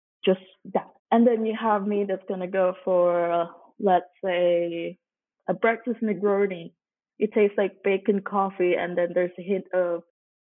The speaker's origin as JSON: {"language": "English", "country": "Hong Kong", "also_born_or_lived": "Singapore", "moved": "as an adult", "lives_now": "Denmark", "said": "I'm actually originally from Hong Kong, but I lived most of my life in Singapore and Hong Kong."}